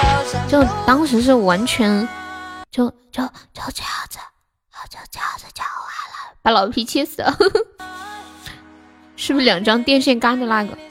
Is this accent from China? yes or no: yes; Sichuan, China; 对呀，我是四川人，马上二零二零年了。